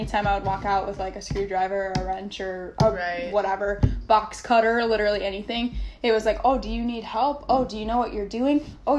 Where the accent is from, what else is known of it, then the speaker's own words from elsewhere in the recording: Minnesota, United States; moved away as an adult; I'm from Minnesota originally, so I was just like, I'm gonna go somewhere warm, and here we are.